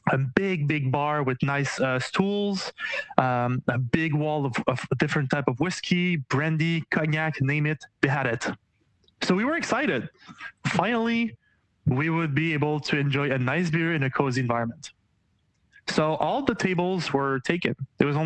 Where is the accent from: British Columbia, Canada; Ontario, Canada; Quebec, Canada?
Quebec, Canada; well, uh, I'm from I'm from Canada, Quebec.